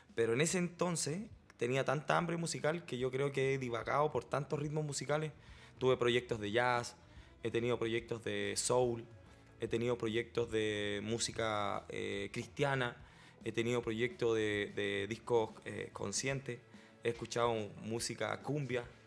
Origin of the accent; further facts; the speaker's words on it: Chile; yo mismo siendo chileno